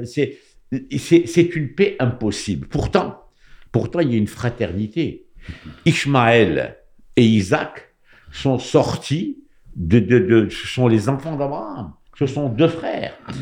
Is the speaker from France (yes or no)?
no; Morocco; moved away; Quand j'étais jeune au Maroc